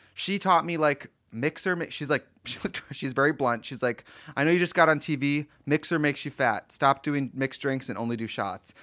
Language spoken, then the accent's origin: English; Milwaukee, Wisconsin, United States; moved away; I'm from Milwaukee